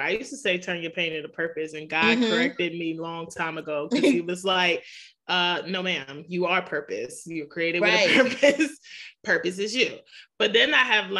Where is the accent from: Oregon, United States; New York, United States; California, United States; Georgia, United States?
New York, United States; also born or lived in the South; now in Maryland, United States; I'm from New York